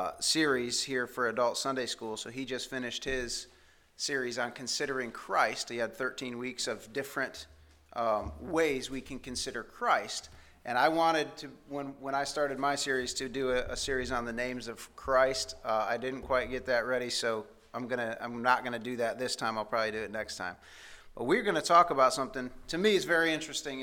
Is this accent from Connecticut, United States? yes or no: no; Indiana, United States; moved away; we grew up in Indiana where there's a lot of farming.